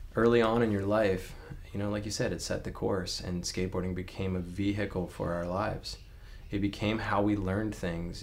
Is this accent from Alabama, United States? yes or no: yes; Alabama, United States; I grew up in Alabama